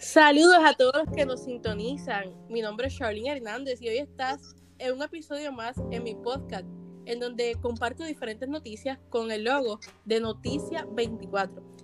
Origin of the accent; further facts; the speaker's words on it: Puerto Rico; pudimos pasar una dificultad como puertorriqueños